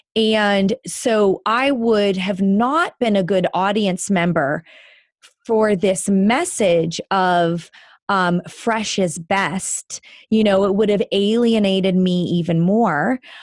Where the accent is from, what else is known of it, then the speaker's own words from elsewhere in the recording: Northeast Ohio, United States; I grew up in Northeast Ohio